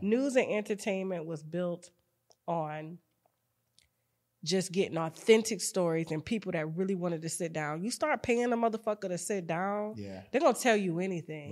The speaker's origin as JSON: {"language": "English", "town": "Panama City", "region": "Florida", "country": "United States", "tie": "born or raised there", "said": "growing up in Panama City, Florida"}